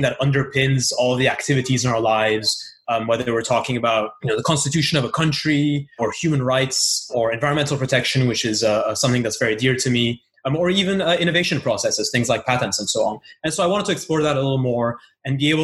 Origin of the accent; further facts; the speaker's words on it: Brussels, Brussels-Capital Region, Belgium; moved away; also born or lived in Istanbul, Turkey; I am originally from Brussels, but my family is also has a background from Istanbul and Turkey.